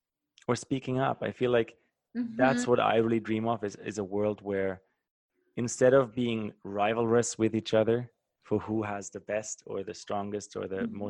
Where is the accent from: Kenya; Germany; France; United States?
Germany; moved away; my home country in Germany